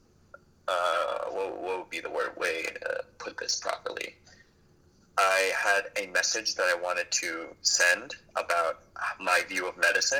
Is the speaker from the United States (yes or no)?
yes; New York, United States; moved away; I was born in New York